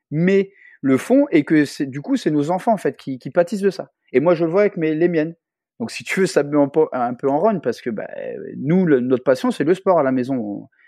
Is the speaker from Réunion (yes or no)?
yes; Réunion; chez nous, à La Réunion